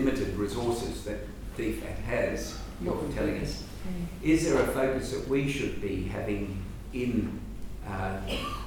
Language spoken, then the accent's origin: English; Australia; we as Australians